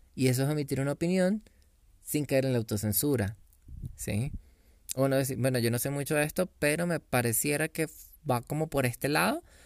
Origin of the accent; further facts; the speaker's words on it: Venezuela; yo soy venezolano